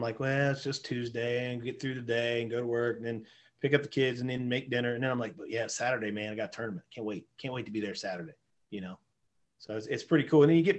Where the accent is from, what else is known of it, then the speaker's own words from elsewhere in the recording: West Virginia, United States; now in Tiffin, United States; I grew up in West Virginia and that was what we did.